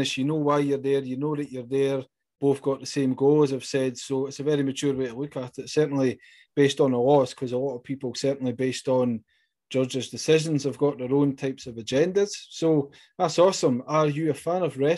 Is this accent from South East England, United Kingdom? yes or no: no; Scotland, United Kingdom; accent: Scottish; it's my Scottish accent